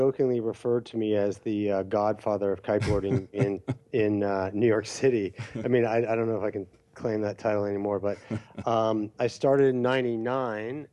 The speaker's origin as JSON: {"language": "English", "country": "Canada", "tie": "born or raised there", "said": "growing up in Canada, where it's cold"}